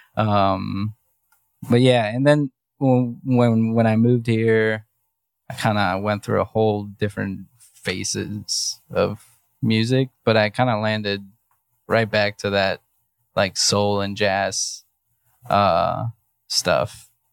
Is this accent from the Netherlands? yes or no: no; Mexico; now in Cleveland, United States; I was born in Mexico